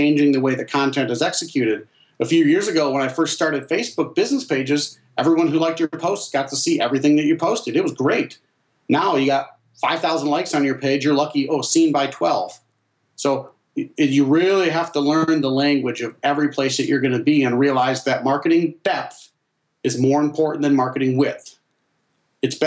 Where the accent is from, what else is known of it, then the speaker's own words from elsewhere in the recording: Northern Michigan, United States; also born or lived in China; growing up in Northern Michigan